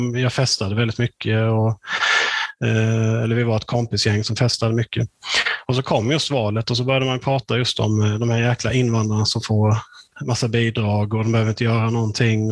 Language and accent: Swedish; Hyltebruk, Halland County, Sweden; när jag växte upp i Hyltebruk